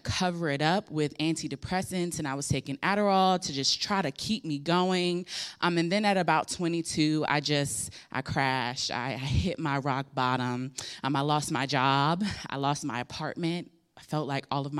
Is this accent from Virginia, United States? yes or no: yes; Hampton Roads, Virginia, United States; I was born and raised here in Hampton Roads